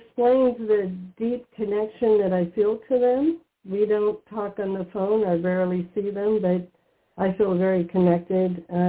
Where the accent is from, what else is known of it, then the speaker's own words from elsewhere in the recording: Spain; now in Pennsylvania, United States; I was born in Spain.